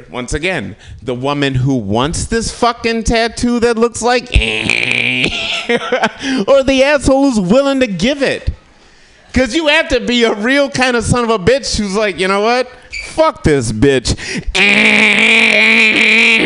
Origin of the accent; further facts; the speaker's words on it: Kalamazoo, Michigan, United States; I'm from Michigan, from Kalamazoo, Michigan